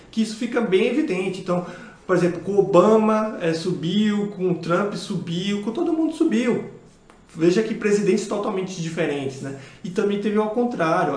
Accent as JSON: {"language": "Portuguese", "region": "Bahia", "country": "Brazil", "moved": "yes", "said": "como eu baiano"}